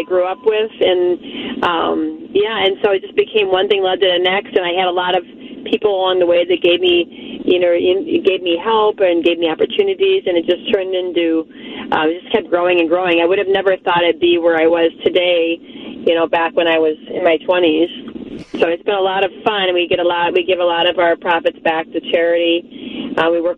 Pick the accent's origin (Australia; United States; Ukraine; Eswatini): United States; Chicago, Illinois; moved away as an adult; now in Twin Cities, United States; I was born in Chicago and grew up there